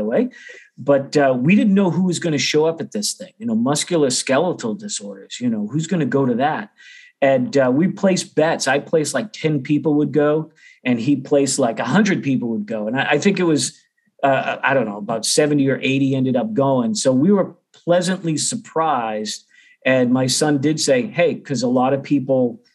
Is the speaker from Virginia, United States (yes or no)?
no; Beverly, Massachusetts, United States; accent: Boston; moved away as an adult; now in Oklahoma, United States; I grew up about 30 miles northeast of Boston. So I do a good job trying to hide the Boston accent